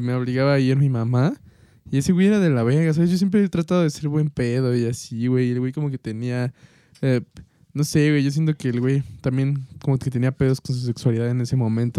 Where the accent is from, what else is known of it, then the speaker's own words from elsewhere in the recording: Mexico; como buenos mexicanos